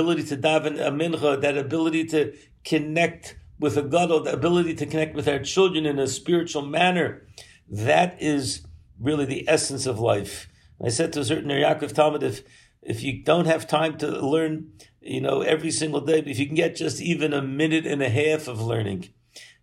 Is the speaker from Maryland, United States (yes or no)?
yes; Baltimore, Maryland, United States; moved away; as a young boy growing up in Baltimore